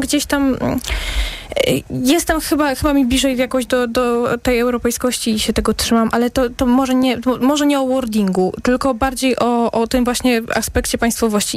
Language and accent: Polish; Zagłębie Dąbrowskie, Silesian Voivodeship, Poland; ja jestem z Zagłębia, ale Śląski jest mi całkiem niedaleki